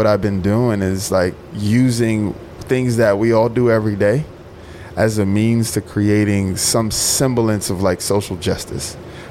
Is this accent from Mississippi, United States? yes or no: yes; Mississippi, United States; I'm a communitarian. I'm from Mississippi. I like being in little hole-in-the-wall fish shacks that are the best restaurants on the planet.